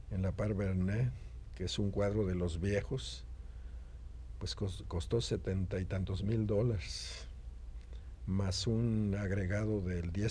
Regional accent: Mexico; seguramente yo soy el pintor mexicano que está cotizado más que ningún otro.

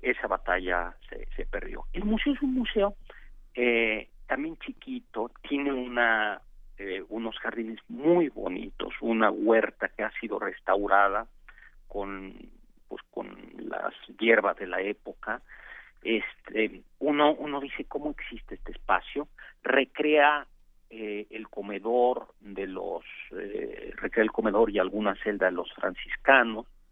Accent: Mexico; los mexicanos peleamos como nunca y perdimos como siempre

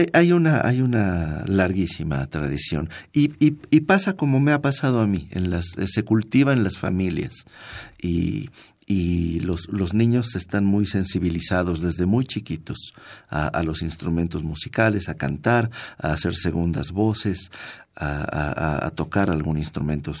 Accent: Mérida, Yucatán, Mexico; moved away; en mi tierra, en Yucatán, en Mérida

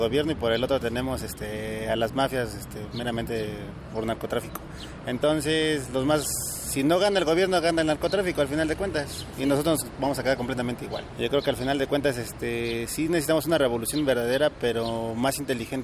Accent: Mexico; como mexicanos

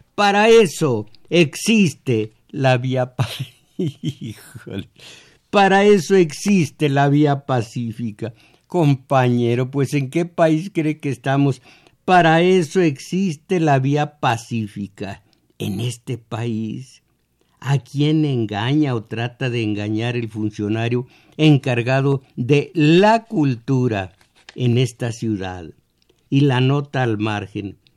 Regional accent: Mexico; Yo fui mexicano, abierto a todas las corrientes de cultura norteamericana

